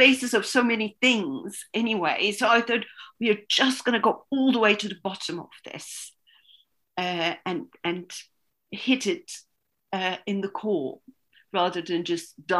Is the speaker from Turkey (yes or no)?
yes; Istanbul, Turkey; also born or lived in Denmark; now in London, United Kingdom; I was born and raised in Istanbul